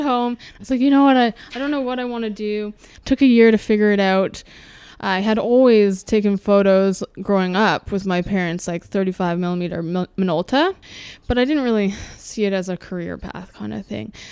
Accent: suburb west of Toronto, Ontario, Canada; also born or lived in Winnipeg, Manitoba; Was raised in a suburb about thirty minutes west of Toronto

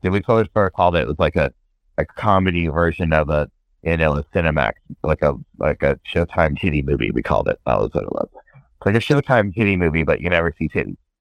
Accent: Northern California, United States; I grew up in Northern California

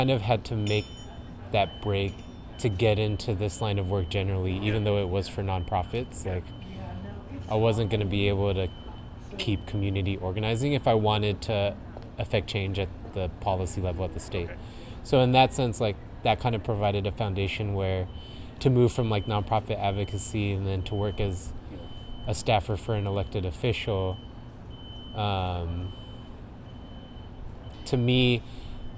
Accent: Riverside, California, United States; moved away; also born or lived in Oakland; born and raised in Riverside, California, which is down inland in Southern California

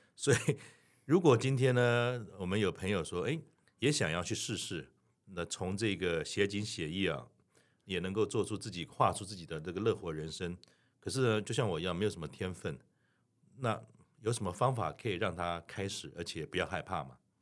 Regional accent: Keelung, Keelung City, Taiwan; 因为我是基隆人

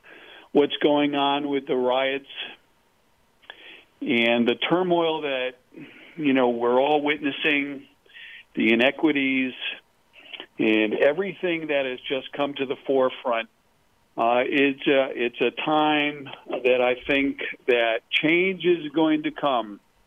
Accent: Connecticut, United States; also born or lived in New Jersey; I grew up in New England, Connecticut, New Jersey.

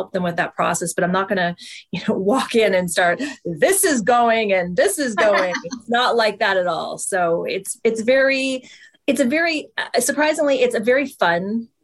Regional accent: East Coast, Atlantic Canada, Canada; moved away as an adult; now in Toronto, Canada; I'm originally from the East Coast

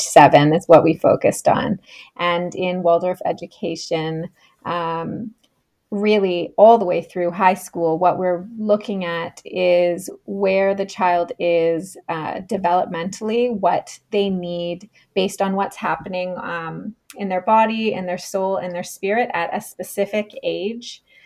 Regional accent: Canada; moved away as an adult; also born or lived in Australia; I am originally from Canada, where I am right now on the east coast of Canada

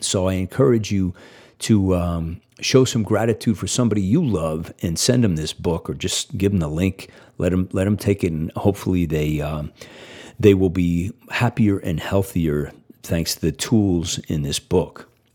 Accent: Northeast, United States; I grew up in the Northeast.

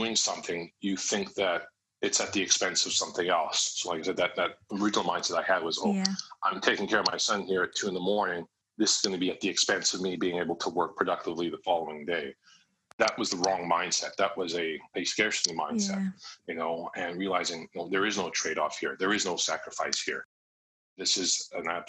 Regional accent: Canada; now in Vancouver, Canada; I'm based in Vancouver, Canada

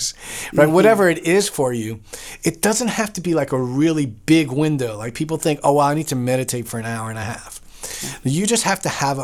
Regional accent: New York, United States; I'm from New York

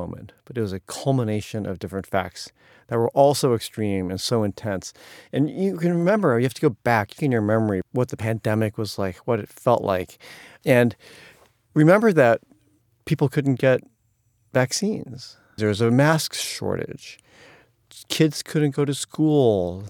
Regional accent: Atlanta, Georgia, United States; born there; I was born in 1963 in Jim Crow Atlanta at a time when Asian immigration was illegal

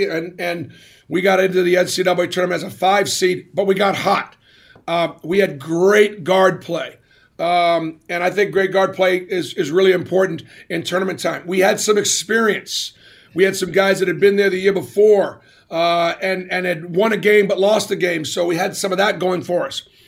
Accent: Boston, Massachusetts, United States; it was great growing up in Boston

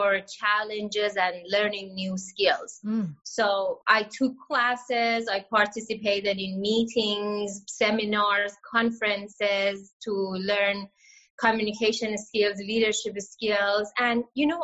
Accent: Iran; moved away; growing up in Iran

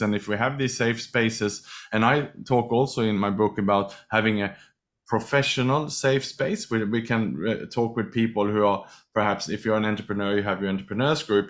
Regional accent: Sweden; also born or lived in Australia / Thailand / Indonesia / Malaysia; now in Singapore; I was born in Sweden, educated in Australia

